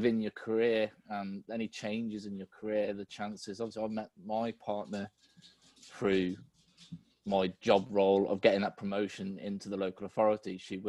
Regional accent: United Kingdom

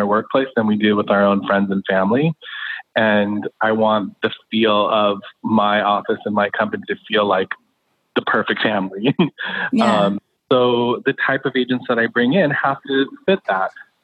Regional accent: Los Angeles, California, United States; I'm an LA native. I grew up in Los Angeles, went to UCLA

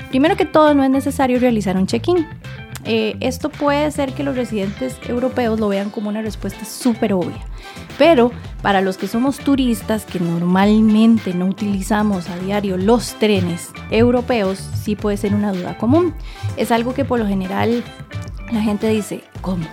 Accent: Costa Rica; como buena tica

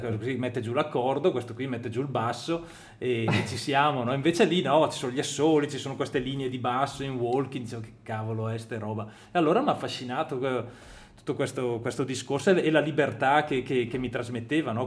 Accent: Brescia, Lombardy, Italy; io e Francesco siamo di Brescia

